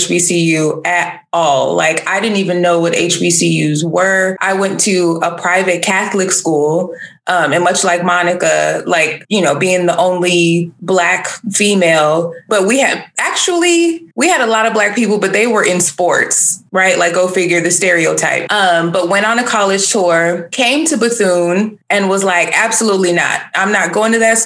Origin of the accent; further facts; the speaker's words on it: Bahamas; moved away as an adult; I'm Bahamian, first of all. So I don't think people even realize, like, I'm not American by birth